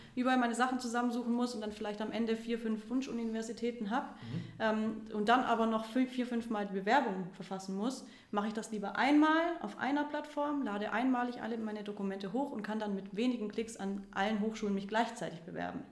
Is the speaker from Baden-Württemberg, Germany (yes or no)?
yes; Stuttgart, Baden-Württemberg, Germany; moved away as an adult; now in Cologne, Germany; ich bin gebürtige Stuttgarterin, ähm, wohne jetzt seit vier Jahren hier in Köln